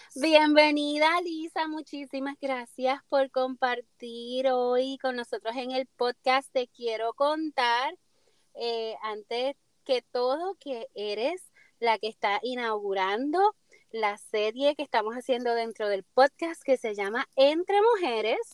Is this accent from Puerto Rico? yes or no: yes; Puerto Rico; mi isla en Puerto Rico